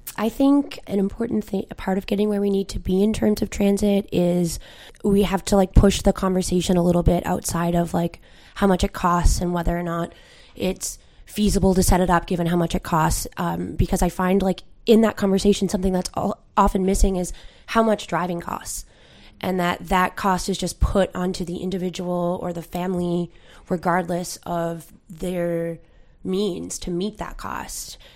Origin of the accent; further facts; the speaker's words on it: a peninsula in Newfoundland, Newfoundland and Labrador, Canada; now in St. John's, Canada; I'm from the Iberian Peninsula, and, like, my grandmother, when she comes in for doctor's appointment, has to take a four-hour shuttle